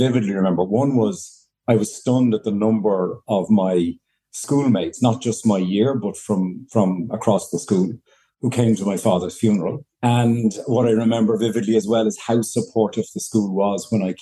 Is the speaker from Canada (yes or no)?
no; Monkstown, Leinster, Ireland; also born or lived in Enniskerry; we had lived in Monkstown, and I had gone to CBC Monkstown, Christian Brothers Monkstown, from junior school, first class, through second year in secondary school